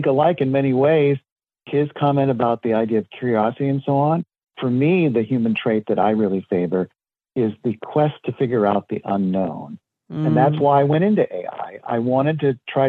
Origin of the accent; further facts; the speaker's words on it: Southern California, United States; I was born and raised in Southern California, and very lucky in the sense that I lived near Disneyland